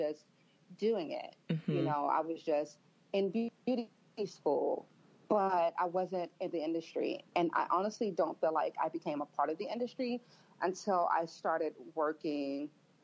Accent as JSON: {"language": "English", "town": "Memphis", "region": "Tennessee", "country": "United States", "tie": "born or raised there", "said": "I grew up in Memphis, Tennessee"}